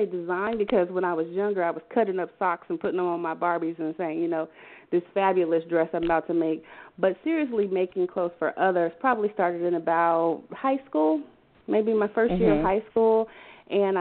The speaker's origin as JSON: {"language": "English", "town": "Wichita", "region": "Kansas", "country": "United States", "moved": "yes", "lives_now": "Atlanta, United States", "said": "I'm from Wichita, Kansas"}